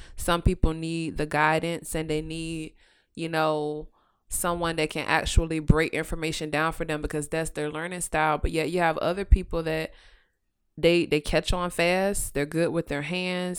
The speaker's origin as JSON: {"language": "English", "region": "Virginia", "country": "United States", "tie": "born or raised there", "said": "I am born and raised in Virginia"}